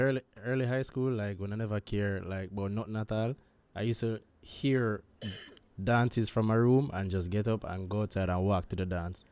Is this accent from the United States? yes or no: no; Jamaica; As a Jamaican